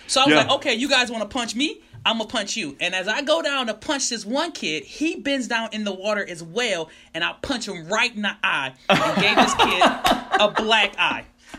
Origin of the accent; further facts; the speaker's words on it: Detroit, Michigan, United States; moved away as an adult; also born or lived in Oklahoma / Maryland; now in Georgia, United States; I was born and raised in Detroit, graduated high school, went to Oklahoma for Bible school. Went to Maryland after Bible school, where I started ministry, was there for 15 or so years, and then we moved down to Georgia.